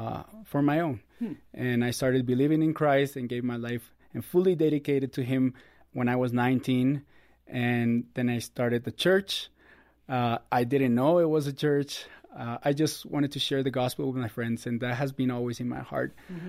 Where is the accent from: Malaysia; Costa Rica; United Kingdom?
Costa Rica; moved away as an adult; now in United States; Born and raised in Costa Rica.